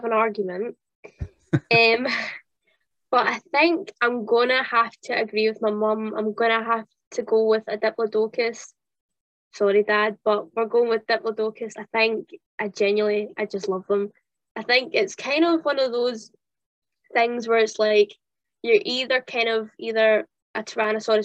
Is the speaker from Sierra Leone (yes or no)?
no; Kintyre, Scotland, United Kingdom; also born or lived in Central Belt, Scotland; And then I moved to the West Coast. I moved to Kintyre